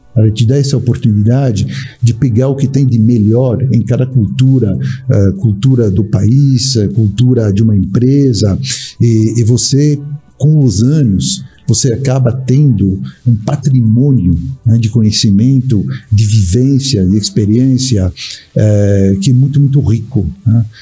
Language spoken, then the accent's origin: Portuguese; France; Portuguese is a second language; moved away as an adult; also born or lived in England / Australia / United States / Barcelona, Spain; now in Brazil; nasci na França, eu tive a oportunidade muito jovem, com seis anos de idade, de morar na Inglaterra, fiquei três anos lá